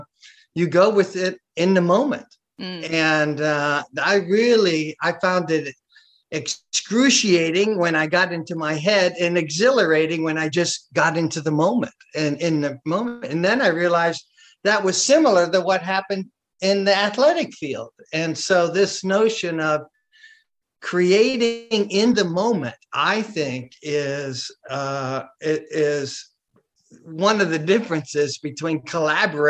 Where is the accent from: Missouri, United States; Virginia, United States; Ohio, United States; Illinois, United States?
Illinois, United States; Chicago; I'm from Chicago